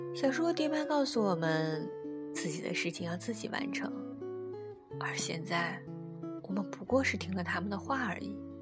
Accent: northern China, China; 他一耳就听出了我来自北方

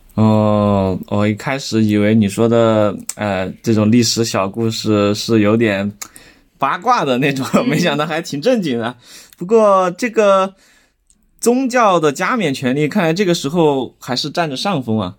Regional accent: Chengdu, Sichuan, China; 咱们成都人

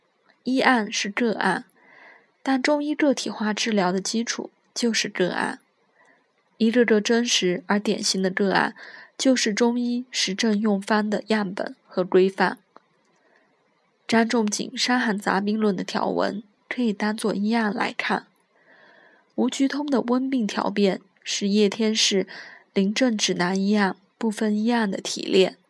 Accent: Jiangsu, China; 但先生是举世公认的著名的地理学家和旅游家，是我家乡的名片。

